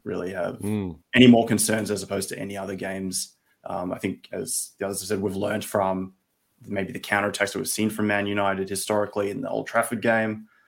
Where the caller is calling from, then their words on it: Melbourne, Victoria, Australia; I'm in Melbourne, Australia, and it's what, 7 a.m. here.